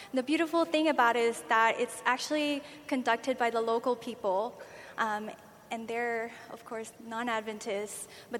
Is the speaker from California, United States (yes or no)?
yes; California, United States; moved away; Well, I'm from California